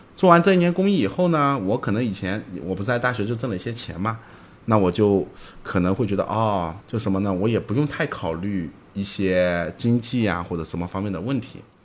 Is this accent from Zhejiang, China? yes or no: yes; Zhejiang, China; 我是浙江人